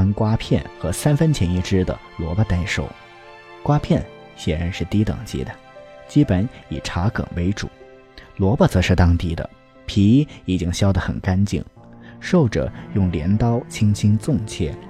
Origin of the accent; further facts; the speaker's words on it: Anhui, China; moved away as an adult; now in Beijing, China; 就像我一个安徽人，在北京这么大的城市生活了四分之一个世纪， 每每想到我老家淮河岸边的菜肴，还是难免食指大动。